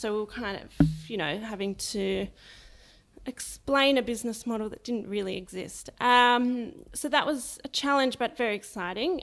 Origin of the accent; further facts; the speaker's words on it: Sydney, New South Wales, Australia; also born or lived in Lower Blue Mountains; I was born in Sydney, um, in Paddington, and grew up for about ten years of my life, the first part, um, around the Randwick area.